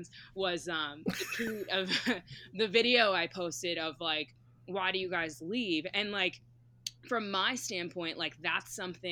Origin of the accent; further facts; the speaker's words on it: outside of Boston, Massachusetts, United States; moved away as an adult; also born or lived in Charlottesville / Raleigh-Durham; now in Raleigh, United States; I grew up outside of Boston